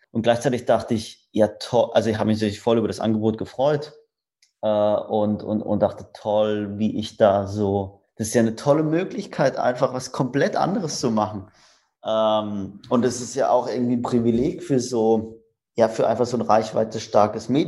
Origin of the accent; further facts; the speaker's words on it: Rastatt, Baden-Württemberg, Germany; ich komme aus Rastatt. Das ist zwischen Karlsruhe und Baden-Baden.